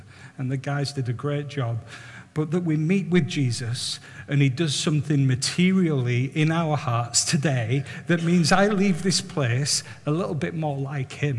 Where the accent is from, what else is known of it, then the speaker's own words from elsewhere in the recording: Barrow-in-Furness, North West England, United Kingdom; I was brought up in Barrow, brought up in Hinepool